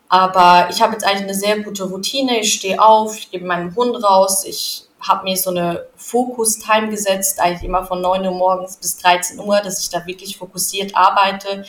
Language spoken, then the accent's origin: German; Switzerland; ich bin in der Schweiz aufgewachsen und da zur Schule gegangen